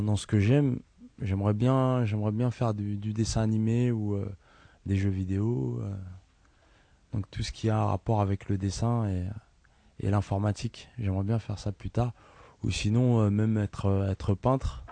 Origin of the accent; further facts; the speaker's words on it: Ivry-sur-Seine, Île-de-France, France; Je suis né à Ivry, dans l'hôpital Jean Rostand.